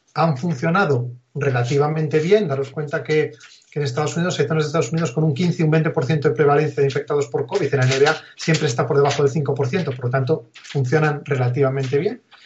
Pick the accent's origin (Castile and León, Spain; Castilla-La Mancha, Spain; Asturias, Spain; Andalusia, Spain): Asturias, Spain; also born or lived in Oviedo; yo soy asturiano, vivía en un pequeño pueblo aquí de Asturias